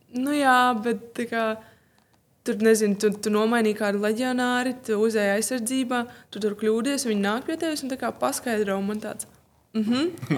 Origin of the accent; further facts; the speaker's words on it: Riga, Latvia; Piedzimu un izaugu Rīgā